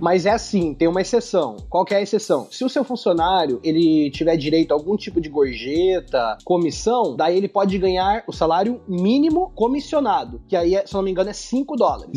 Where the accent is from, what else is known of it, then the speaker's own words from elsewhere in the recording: Curitiba, Paraná, Brazil; now in United States; eu sou curitibano